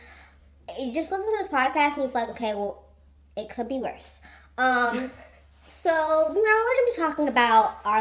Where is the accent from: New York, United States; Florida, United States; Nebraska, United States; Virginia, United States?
Florida, United States; also born or lived in northern US; I was raised in Florida, the great state of Florida